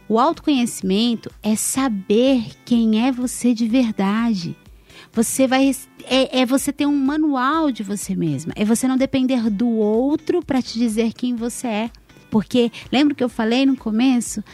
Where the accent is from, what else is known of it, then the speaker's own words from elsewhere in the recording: São Paulo, Brazil; Eu, eu sou de São Paulo